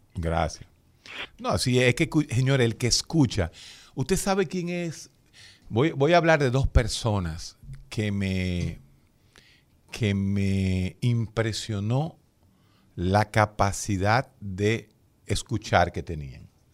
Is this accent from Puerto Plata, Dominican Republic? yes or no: no; Santo Domingo, Distrito Nacional, Dominican Republic; yo nací atrás de la casa de Balaguer, exactamente, a dos cuadras de Balaguer. En los años, yo me crié ahí en Gacue, ahí en la, calle Caunabo con Ángel Perdomo